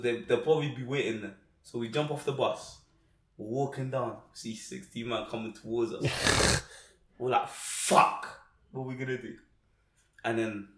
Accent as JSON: {"language": "English", "area": "Willesden", "region": "London", "country": "United Kingdom", "said": "I'm from Wilson"}